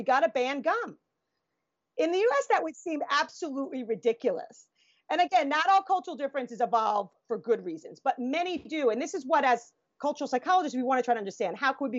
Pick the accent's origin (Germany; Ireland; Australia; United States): United States; as an American, I can judge that very ethnocentrically